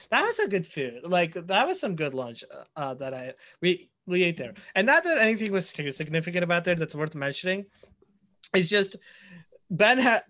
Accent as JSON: {"language": "English", "country": "India", "moved": "yes", "said": "I'm from India and we use kilometers there"}